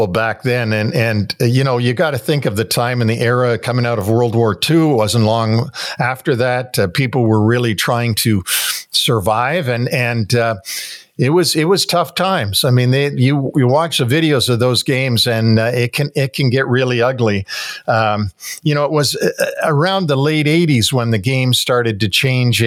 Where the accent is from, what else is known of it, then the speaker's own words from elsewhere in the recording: Toronto, Ontario, Canada; growing up in Toronto in the 60s